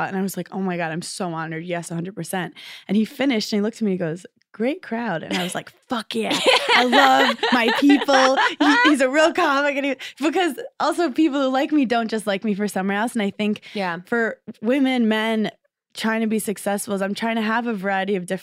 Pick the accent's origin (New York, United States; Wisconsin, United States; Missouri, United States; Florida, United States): New York, United States; I'm from New York.